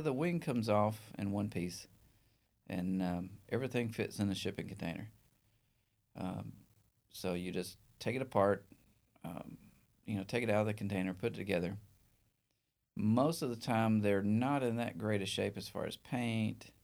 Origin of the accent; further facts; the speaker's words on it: northeast Alabama, United States; also born or lived in Mobile; the northeast part of Alabama